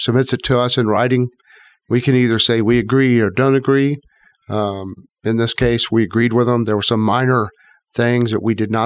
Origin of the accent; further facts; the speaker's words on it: Houston, Texas, United States; I grew up in Houston